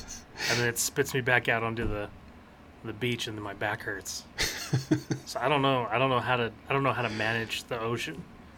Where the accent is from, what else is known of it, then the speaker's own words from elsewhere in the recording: Utah, United States; Well, I grew up in Utah.